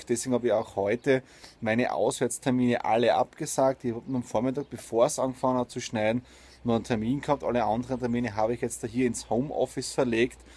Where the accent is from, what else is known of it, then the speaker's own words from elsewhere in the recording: Austria; deswegen sehe ich mich nicht nur als Österreicher, sondern als Europäer und Weltbürger.